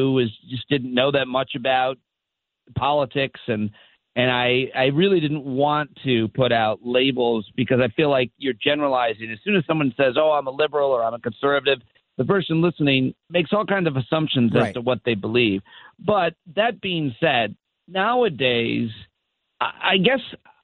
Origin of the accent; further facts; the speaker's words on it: Syracuse, New York, United States; moved away; I grew up in Syracuse.